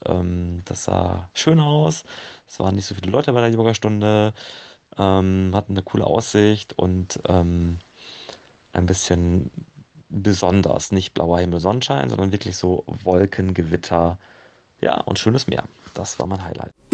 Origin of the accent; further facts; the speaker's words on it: Osnabrück, Lower Saxony, Germany; ich komme aus Osnabrück